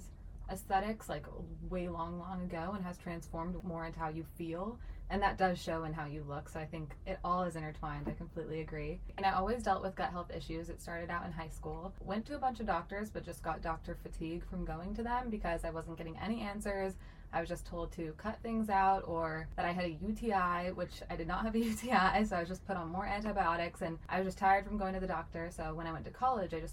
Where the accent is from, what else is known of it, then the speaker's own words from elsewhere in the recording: San Diego, California, United States; also born or lived in Bay Area, California; now in Los Angeles, United States; I'm originally from San Diego. Grew up there pretty much my whole life. I was actually born in the Bay Area